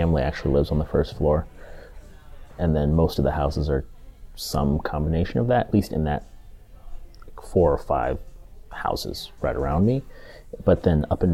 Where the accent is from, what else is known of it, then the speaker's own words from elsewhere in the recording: Washington, United States; moved away as an adult; also born or lived in Georgia / East Coast; I was born in Georgia, but I lived there for 2 years. My dad was in the Army. He was a airborne ranger, and so we moved from Georgia when he finished training, and we moved to Washington State for his first assignment. First stationing, and then we stayed there and essentially graduated from high school from there, from Washington State